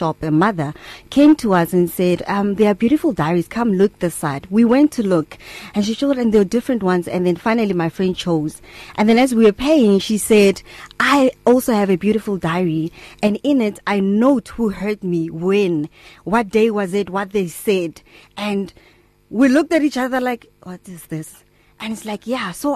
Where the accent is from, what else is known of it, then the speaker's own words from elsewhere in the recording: Atteridgeville, Gauteng, South Africa; I'm a girl from Atridville